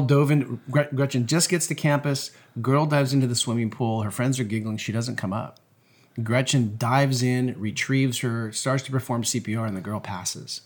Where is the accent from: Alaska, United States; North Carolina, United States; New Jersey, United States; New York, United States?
Alaska, United States; Anchorage; I'm actually from Anchorage, Alaska